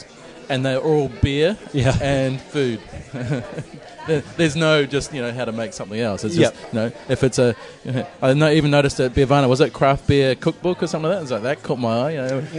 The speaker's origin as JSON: {"language": "English", "region": "Nelson", "country": "New Zealand", "also_born_or_lived": "Wellington", "moved": "yes", "said": "I lived in Wellington for about 8 or 9 years. I'm originally from Nelson"}